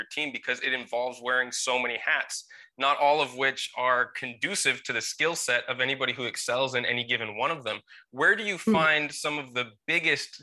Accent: Minnesota, United States; moved away; also born or lived in the Mediterranean / the tropics; growing up in Minnesota, but I think my blood has thinned out from being in the Mediterranean. And before this, I lived in the tropics

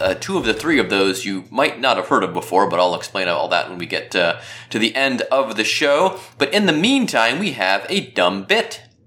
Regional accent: Cleveland, Ohio, United States; I'm from Cleveland.

